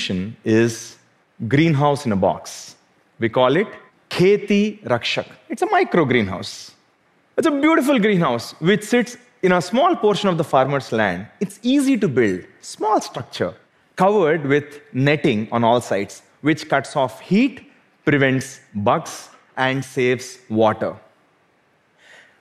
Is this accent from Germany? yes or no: no; South India, India; Growing up in South India